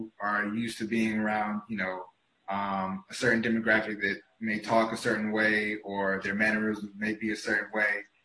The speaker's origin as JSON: {"language": "English", "region": "the South", "country": "United States", "tie": "born or raised there", "lives_now": "Miami, United States", "said": "I grew up in the South"}